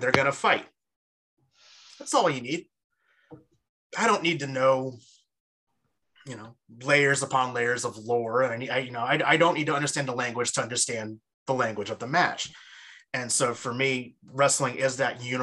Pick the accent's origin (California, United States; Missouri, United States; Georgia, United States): California, United States; East Bay; I'm from the East Bay originally